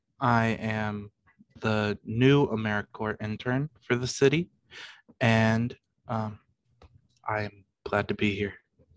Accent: Lansing, Michigan, United States; moved away as an adult; now in Kalamazoo, United States; I'm originally from the Lansing area.

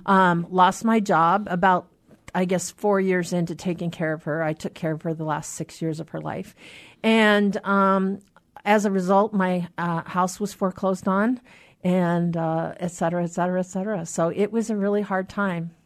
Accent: Anacortes, Washington, United States; now in Seattle, United States; from my hometown in Anacortes

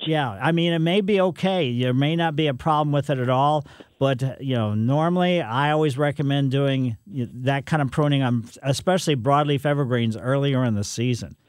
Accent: Ellisville, Missouri, United States; When I was growing up in Ellisville

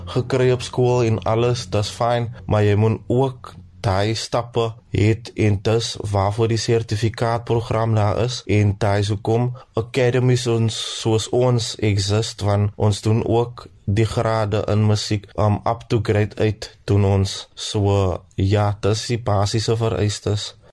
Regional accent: Cape Town, Western Cape, South Africa; Ek is van Kraaifontein

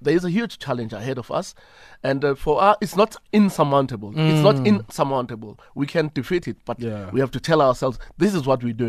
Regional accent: Hammarsdale, KwaZulu-Natal, South Africa; I come from Hammersdale in KwaZulu-Natal.

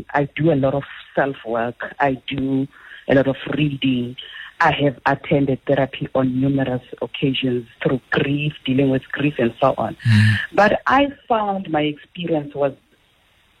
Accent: Soweto, Gauteng, South Africa; I grew up in Soweto

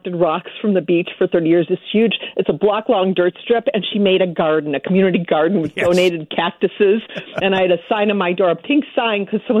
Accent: Midwest, United States; now in Los Angeles, United States; I'm from the Midwest

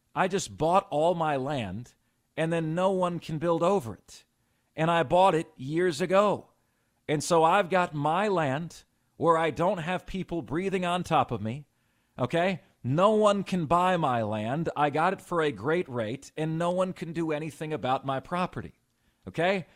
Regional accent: Lakeland, Florida, United States; now in Greenville, United States; my hometown of Lakeland, Florida, okay, went to high school there

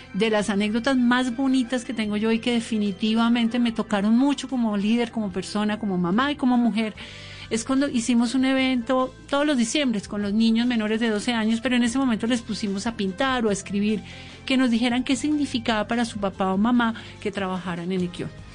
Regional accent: Bogotá, Colombia; yo soy bogotana y hablo diferente

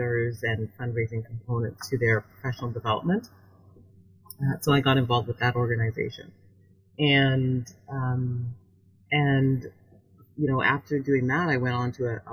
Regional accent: Canada; moved away as an adult; also born or lived in Vancouver, Canada / Toronto, Canada; now in Washington, D.C., United States; I'm from Canada.

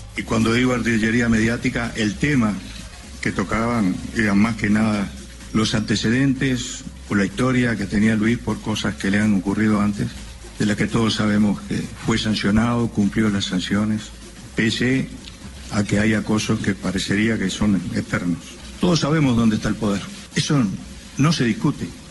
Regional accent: Uruguay; nuestro sentir como uruguayos

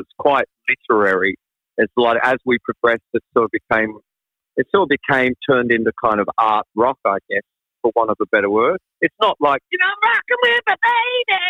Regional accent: England, United Kingdom; also born or lived in Australia; because I'm English, okay, so

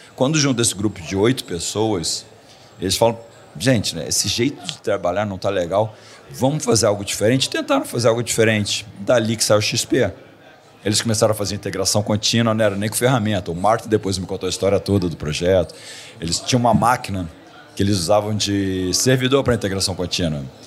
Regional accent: Rio de Janeiro, Brazil; moved away as an adult; also born or lived in Silicon Valley / Miami; era no Rio, que é a minha cidade natal

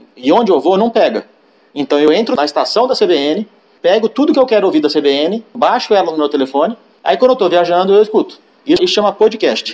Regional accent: São Paulo, Brazil; also born or lived in Piracicaba; sou natural de São Paulo

